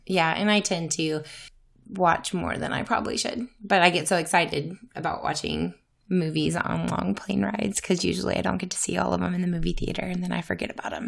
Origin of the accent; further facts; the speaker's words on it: Louisiana, United States; moved away; I'm from Louisiana originally.